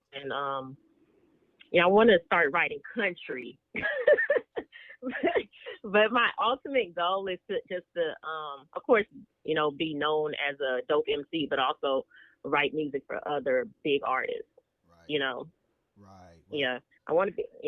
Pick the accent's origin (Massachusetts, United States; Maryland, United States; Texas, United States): Texas, United States; Dallas; growing up in Dallas, I feel like it was like any other city